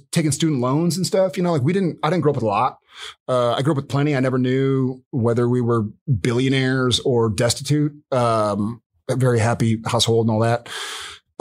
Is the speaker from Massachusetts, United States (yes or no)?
no; San Antonio, Texas, United States; moved away; I grew up in San Antonio